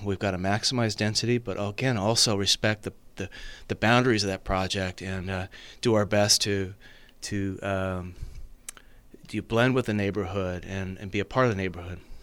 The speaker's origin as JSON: {"language": "English", "town": "Napa", "region": "California", "country": "United States", "tie": "born or raised there", "also_born_or_lived": "San Luis Obispo", "said": "born and raised in Napa, in fact, born and raised in District Two"}